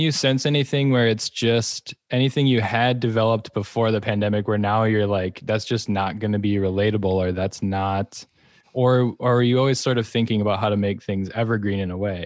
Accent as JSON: {"language": "English", "region": "Wisconsin", "country": "United States", "said": "I'm also from Wisconsin"}